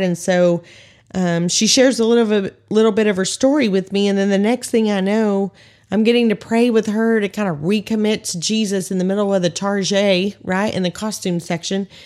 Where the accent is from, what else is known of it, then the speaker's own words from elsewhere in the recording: Texas, United States; 'Cause we're from Texas, right? I'm from Texas